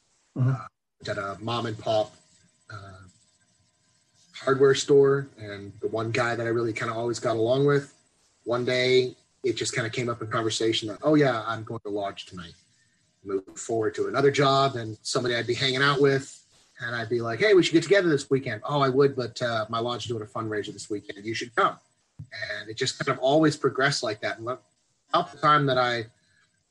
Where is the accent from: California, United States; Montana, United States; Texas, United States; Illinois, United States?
Texas, United States; born and raised in Texas